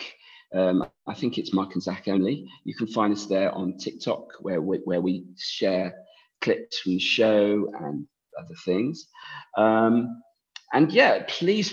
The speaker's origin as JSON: {"language": "English", "region": "England", "country": "United Kingdom", "said": "I'm English"}